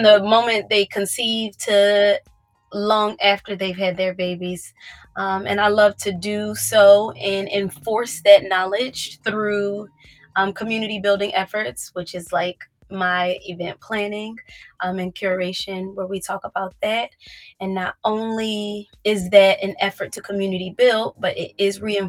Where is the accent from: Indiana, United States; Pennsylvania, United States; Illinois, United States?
Pennsylvania, United States; Philadelphia; I'm from North Philly